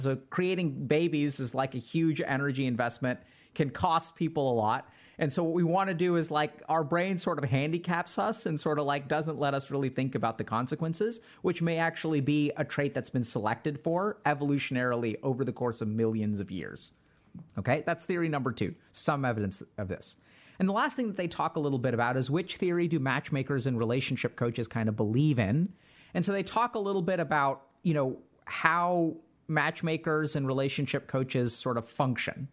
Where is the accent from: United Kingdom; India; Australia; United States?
India; I'm Indian and in in our culture we have a lot of arranged marriage